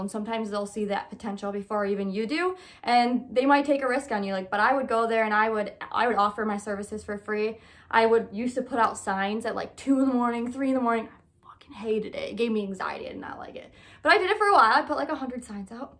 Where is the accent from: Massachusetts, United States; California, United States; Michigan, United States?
Michigan, United States; moved away as an adult; now in Illinois, United States; I'm originally from Michigan when I was just twenty-two